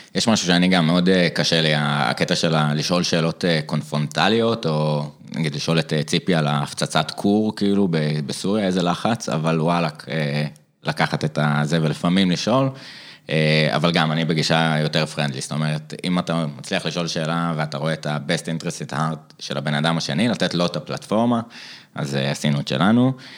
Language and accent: Hebrew; Jerusalem, Jerusalem District, Israel; also born or lived in Eilat; אני ירושלמי במקור, במקור מקור מאילת